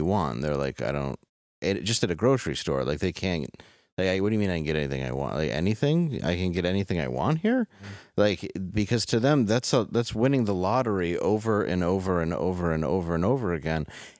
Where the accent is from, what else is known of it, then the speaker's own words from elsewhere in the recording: Detroit, Michigan, United States; growing up in Detroit where I did